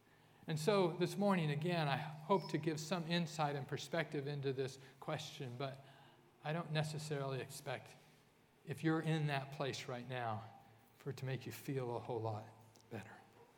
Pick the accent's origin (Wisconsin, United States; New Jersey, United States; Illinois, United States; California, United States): California, United States; I grew up in Central California. My grandfather was in L.A.